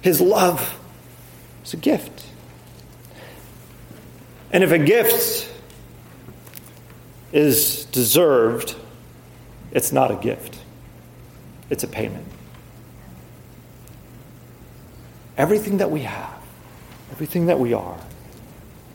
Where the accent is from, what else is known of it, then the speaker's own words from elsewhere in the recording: United States; our identity as Americans